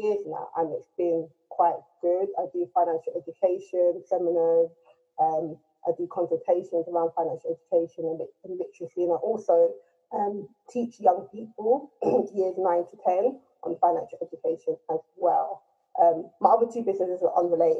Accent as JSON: {"language": "English", "region": "London", "country": "United Kingdom", "tie": "born or raised there", "said": "So I've grown up in Tottenham. I'm from a Nigerian family, and I'm Nigerian"}